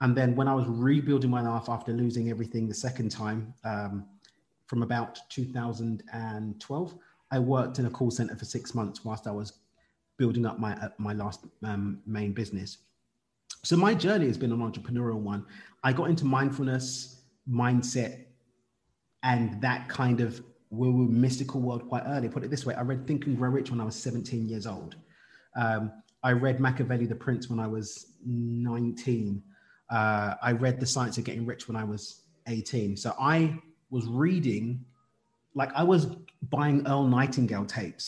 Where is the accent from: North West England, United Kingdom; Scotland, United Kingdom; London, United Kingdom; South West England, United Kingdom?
London, United Kingdom; I'm from East London in the UK